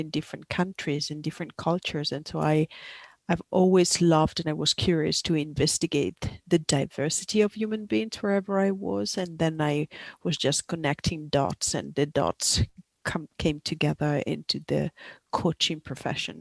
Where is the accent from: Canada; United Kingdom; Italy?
Italy; moved away as an adult; also born or lived in Asia Pacific region; I'm originally from Italy, but I lived for 20 years in the Asia Pacific region